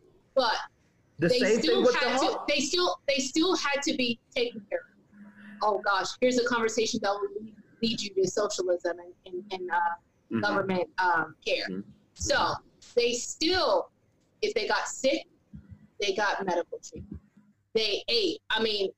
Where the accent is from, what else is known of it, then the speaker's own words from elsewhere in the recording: the South, United States; I'm from the South.